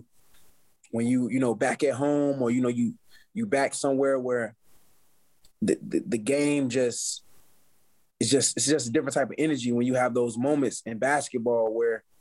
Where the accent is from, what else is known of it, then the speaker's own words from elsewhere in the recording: Chicago, Illinois, United States; growing up in Chicago through poverty